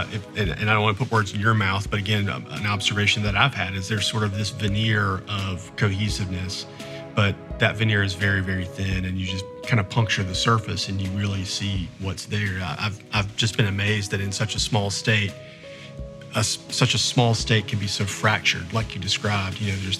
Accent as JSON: {"language": "English", "region": "North Carolina", "country": "United States", "moved": "as an adult", "lives_now": "Columbia, United States", "said": "I'm a transplant. I'm from North Carolina, but right. I got moved here for my very first job. And so most of my adult career has been here in this state."}